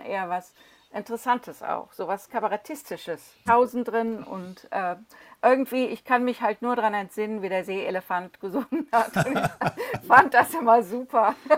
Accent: Cologne, North Rhine-Westphalia, Germany; now in London, United Kingdom; Ich komme ja aus Köln

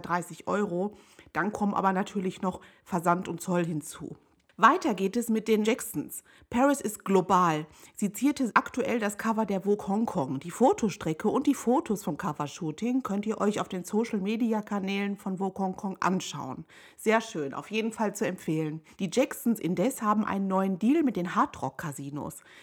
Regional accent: Hagen, North Rhine-Westphalia, Germany; In meiner Heimatstadt Hagen in Nordrhein-Westfalen

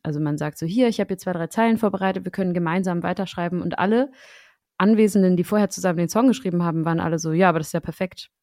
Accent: Schleswig-Holstein, Germany; now in Berlin, Germany; Sebastian und ich sind beide Dorfkinder. Und ich komme aus Schleswig-Holstein

